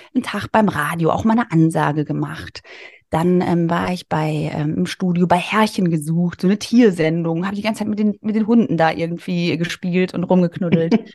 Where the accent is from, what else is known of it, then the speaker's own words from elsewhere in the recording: a small village near Darmstadt, Hesse, Germany; ich komme aus einem kleinen Dorf bei Darmstadt. Du hast ja mich als Hessin angekündigt